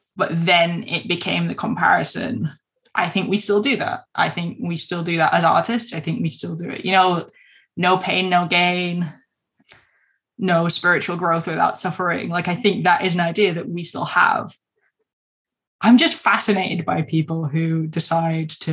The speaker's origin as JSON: {"language": "English", "town": "Keighley", "region": "Yorkshire and the Humber", "country": "United Kingdom", "tie": "born or raised there", "said": "at Keithy Creative in my hometown"}